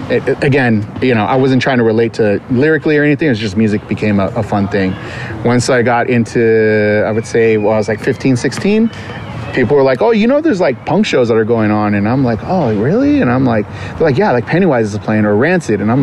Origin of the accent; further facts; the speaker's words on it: Covina, California, United States; also born or lived in Upland, California / Inland Empire, California / Glendale, California; I grew up in Covina. I graduated from Northview High School in 97